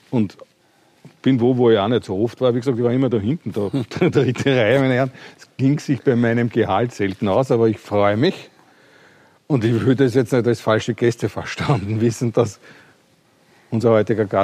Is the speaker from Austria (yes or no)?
yes; Austria; Ich bin aus Österreich.